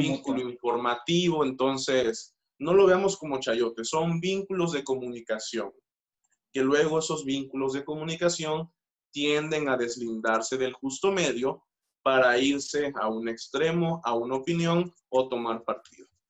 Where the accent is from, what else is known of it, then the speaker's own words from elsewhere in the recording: Mexico; nuestra naturaleza como mexicanos